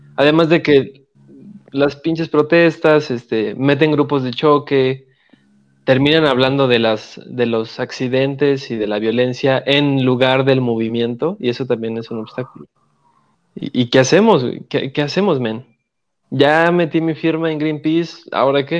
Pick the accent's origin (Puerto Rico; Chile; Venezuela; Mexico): Mexico; Oaxaca; moved away; also born or lived in Mexico City; yo como oaxaqueño, hasta que no dejé mi estado y eh, me fui a la ciudad